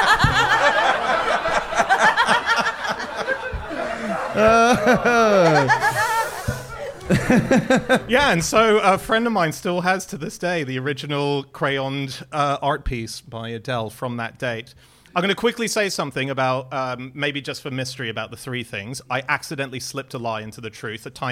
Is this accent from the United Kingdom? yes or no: no; Hong Kong; moved away; I'm Hong Kongese. I was born in Hong Kong.